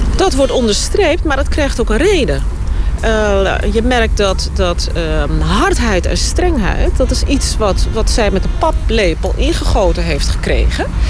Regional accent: Netherlands; moved away as an adult; now in Suriname; Ik ben in Nederland opgegroeid.

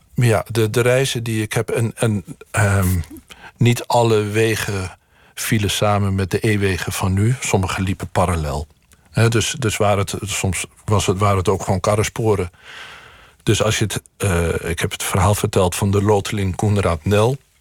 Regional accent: Boekelo, Overijssel, Netherlands; van Boekelo, waar ik ben opgegroeid, naar de Utrechtse Heuvelrug

